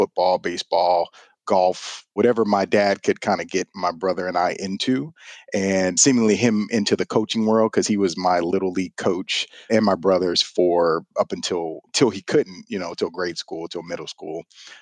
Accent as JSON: {"language": "English", "town": "Houston", "region": "Texas", "country": "United States", "tie": "born or raised there", "said": "I am a lifelong Houstonian, born and raised in Houston, Texas."}